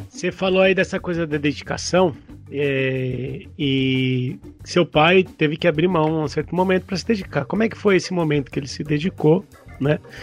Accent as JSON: {"language": "Portuguese", "region": "São Paulo", "country": "Brazil", "said": "eu sou paulistano"}